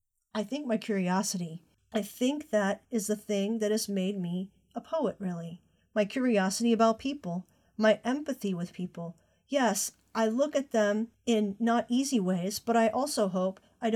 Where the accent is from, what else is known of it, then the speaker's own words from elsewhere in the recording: Conway, South Carolina, United States; I was born in Conway, South Carolina, right on the cusp of the Atlantic Ocean. I didn't know this as a girl growing up.